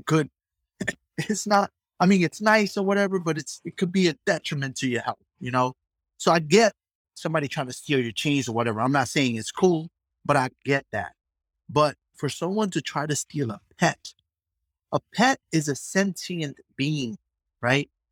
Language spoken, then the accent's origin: English; New York City, New York, United States; I grew up in the hood. I grew up in the Bronx